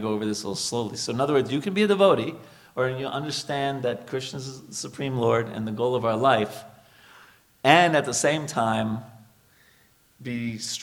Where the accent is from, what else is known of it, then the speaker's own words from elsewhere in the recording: New York, United States; moved away as an adult; also born or lived in India; I'm from New York